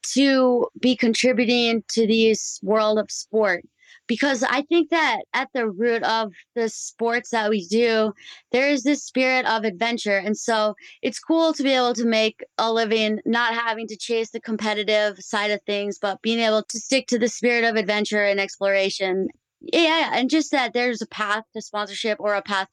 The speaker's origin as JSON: {"language": "English", "region": "Minnesota", "country": "United States", "tie": "born or raised there", "moved": "as an adult", "said": "I grew up in Minnesota"}